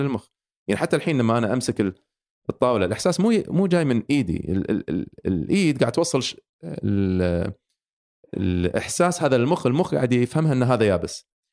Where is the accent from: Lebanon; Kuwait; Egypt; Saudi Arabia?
Kuwait; عندنا بالكويت